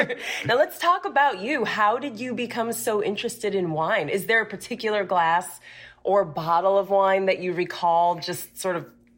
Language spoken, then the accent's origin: English; Cleveland, Ohio, United States; now in Florida, United States; I'm from Cleveland.